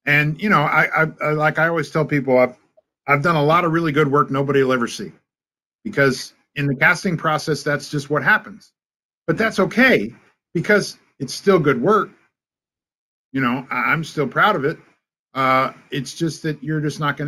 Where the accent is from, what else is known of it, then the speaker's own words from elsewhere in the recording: California, United States; moved away as an adult; also born or lived in Los Angeles, California; now in Atlanta, United States; I grew up in California